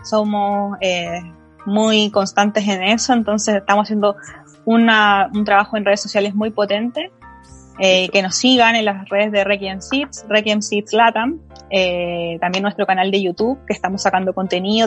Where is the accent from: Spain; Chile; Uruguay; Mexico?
Chile; Somos todos compatriotas chilenos